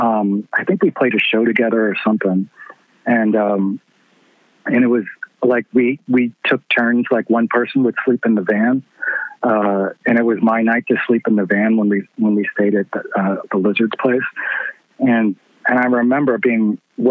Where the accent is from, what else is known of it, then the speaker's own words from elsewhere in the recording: Louisville, Kentucky, United States; I grew up in the East End